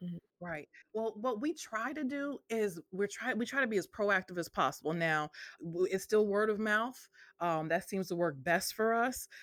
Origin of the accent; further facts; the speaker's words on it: Northampton, Massachusetts, United States; moved away as an adult; now in Memphis, United States; I am originally from Northampton, Massachusetts, and I moved to Memphis, Tennessee, uh, 15 years ago